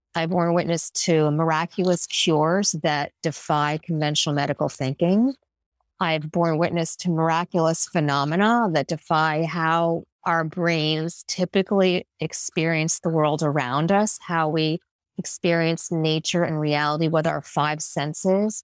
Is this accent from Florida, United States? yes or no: no; New York, United States; As a New Yorker